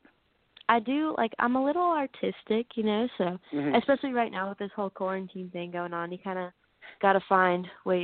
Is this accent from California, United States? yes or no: yes; Southern California, United States; I'm from Southern California. So I grew up here my whole life, still live here